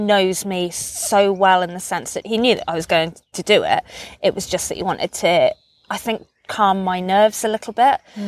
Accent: United Kingdom; I grew up on the Offa's Dyke Path

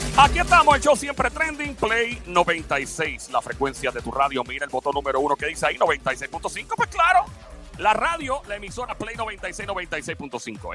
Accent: Puerto Rico; yo soy de PR y de Puerto Rico

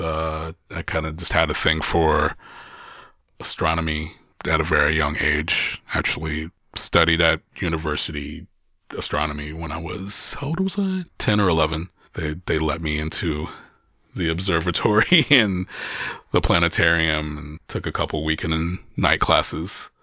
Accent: Columbus, Ohio, United States; in my hometown, being able to curate quality music so close to home

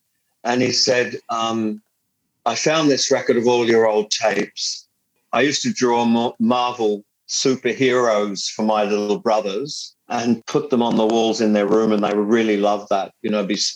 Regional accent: England, United Kingdom; now in Australia; I'm not an Australian citizen. And I have to admit to being an Englishman. I have an English passport, a British passport.

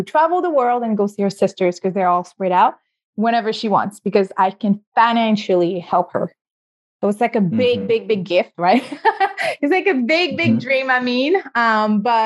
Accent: Senegal; moved away; originally I'm from West Africa and Senegal

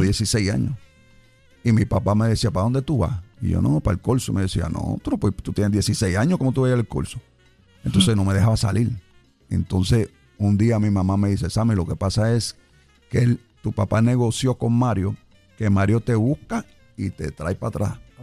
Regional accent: New York, United States; moved away as an adult; also born or lived in Chicago, Illinois; now in Puerto Rico; yo nací en Chicago, Illinois. Ok. Pero mi familia ya cuando yo tenía un año se muda para Nueva York, específicamente para el sur del Bronx. Y yo me crié en el sur del Bronx

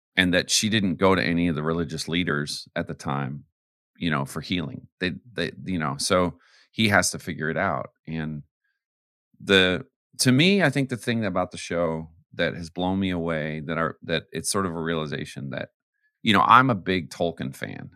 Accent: Canada; also born or lived in Arizona / the South; now in United States; I'm American, but I grew up in Canada.

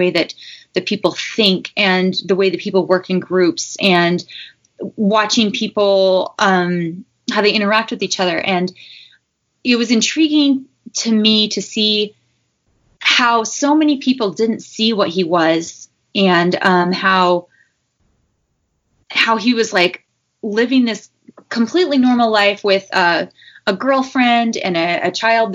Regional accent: Utah, United States; I grew up in Utah

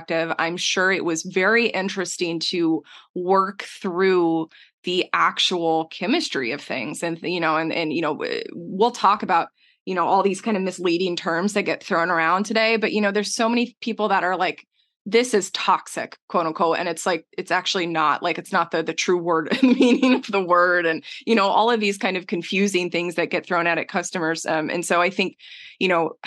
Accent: Texas, United States; I grew up in Texas

